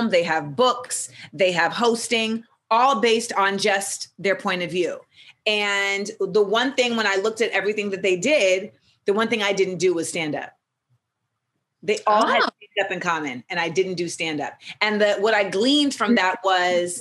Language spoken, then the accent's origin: English; the South, United States; And even though like I'm, I grew up in the South and I love trap.